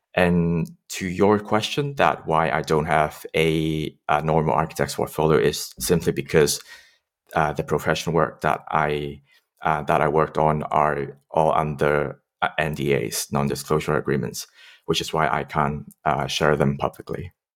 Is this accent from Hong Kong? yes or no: yes; Hong Kong; I grew up in Hong Kong